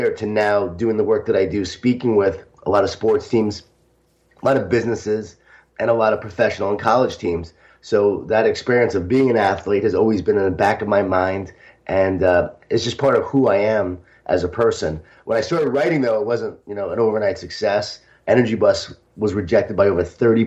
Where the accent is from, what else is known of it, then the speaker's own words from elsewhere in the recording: Smithtown, New York, United States; I grew up in Smithtown, New York, a Jewish Italian family